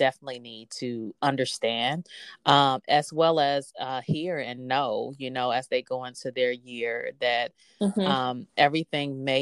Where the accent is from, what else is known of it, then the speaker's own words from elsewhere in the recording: Los Angeles, California, United States; now in Houston, United States; I'm from Los Angeles